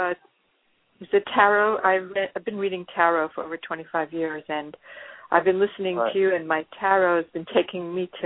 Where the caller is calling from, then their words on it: Los Angeles, California, United States; I'm calling from Los Angeles